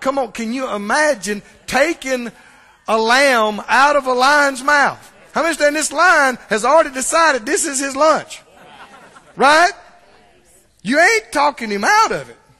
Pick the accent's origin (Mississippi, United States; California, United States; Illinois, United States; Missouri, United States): Mississippi, United States; I'm from Mississippi